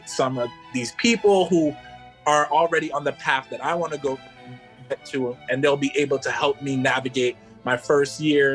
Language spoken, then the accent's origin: English; Hempstead, New York, United States; I'm from Hempstead, New York